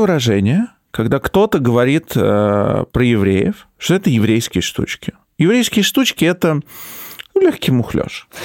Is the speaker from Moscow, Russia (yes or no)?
yes; Moscow, Russia; В Москве в 90-е, когда я рос, было жестко